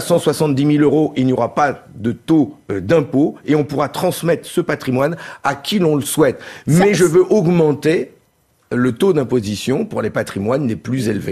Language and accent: French; Nord, Hauts-de-France, France; Je suis un ch'ti, un député du Nord